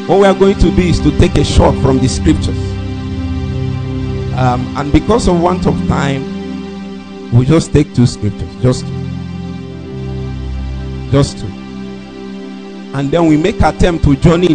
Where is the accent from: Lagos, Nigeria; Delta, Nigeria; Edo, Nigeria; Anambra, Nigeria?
Anambra, Nigeria; Nnewi; I'm from Newe.